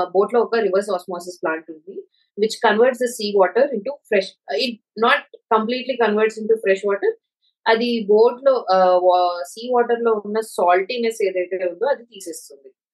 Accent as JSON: {"language": "Telugu", "town": "Visakhapatnam", "region": "Andhra Pradesh", "country": "India", "tie": "born or raised there", "said": "చాలా చిన్నప్పుడు వైజాగ్ లోనే"}